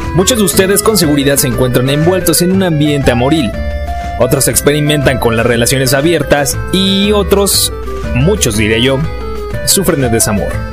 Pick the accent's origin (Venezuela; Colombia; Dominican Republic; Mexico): Mexico; revalorarnos como mexicanos